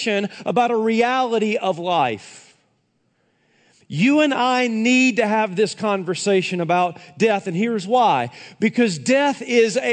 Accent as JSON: {"language": "English", "region": "Tennessee", "country": "United States", "tie": "born or raised there", "moved": "yes", "said": "I was back in my hometown in Tennessee"}